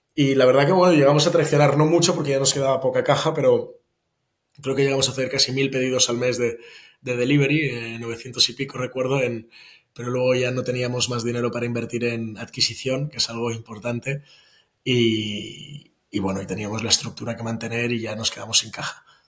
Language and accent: Spanish; Barcelona, Catalonia, Spain; moved away as an adult; Yo vivo en Barcelona. Estuve unos años fuera, pero, pero desde el 2017 ya estoy de vuelta eh, en Barcelona, que es mi ciudad natal